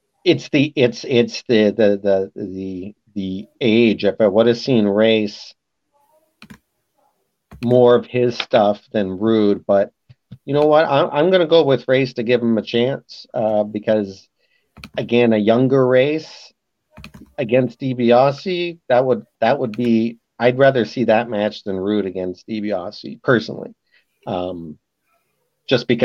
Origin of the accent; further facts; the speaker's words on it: London, Ontario, Canada; in my hometown